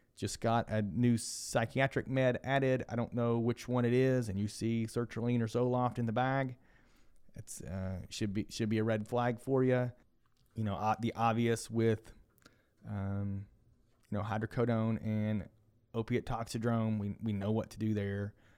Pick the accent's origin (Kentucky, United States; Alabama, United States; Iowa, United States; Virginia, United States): Kentucky, United States; I am from Kentucky